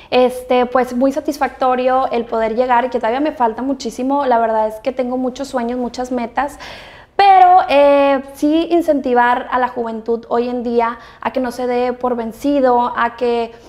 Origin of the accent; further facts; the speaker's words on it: Monterrey, Nuevo León, Mexico; pues yo soy orgullosamente de Regiomontana, estoy muy contenta de ser regia 100%. La verdad es que mi tono, mi acento, siempre me dicen que no es como la la típica regia